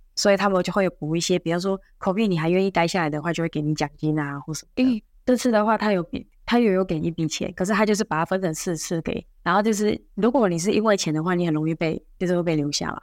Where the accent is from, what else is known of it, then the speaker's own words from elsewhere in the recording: Taiwan; moved away as an adult; now in Singapore; 我不是中国人，我是台湾人